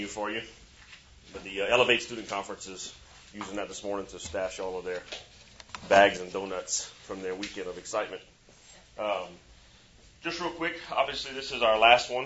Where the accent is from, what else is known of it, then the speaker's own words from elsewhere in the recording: Chauvin, Louisiana, United States; moved away; I'm from Chauvin, Louisiana